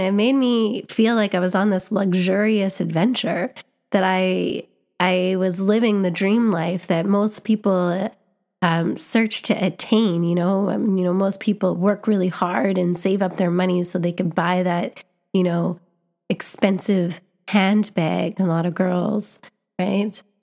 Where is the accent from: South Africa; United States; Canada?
Canada; I was born in Canada. I grew up in Canada.